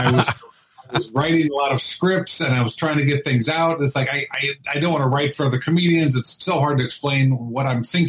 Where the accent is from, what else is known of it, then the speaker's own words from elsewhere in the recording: Indianapolis, Indiana, United States; also born or lived in New Castle, Indiana; now in Los Angeles, United States; I'm a Midwest boy, so I'm a Hoosier, born in Newcastle, Indiana, raised in Indianapolis